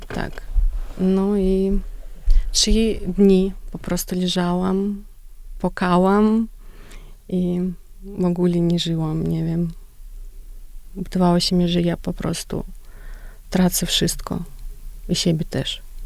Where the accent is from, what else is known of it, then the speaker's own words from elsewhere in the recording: Belarus; Polish is a second language; u nas na Białorusi